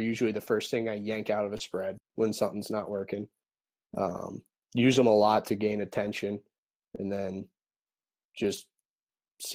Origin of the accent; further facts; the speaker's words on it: Pennsylvania, United States; I grew up in Pennsylvania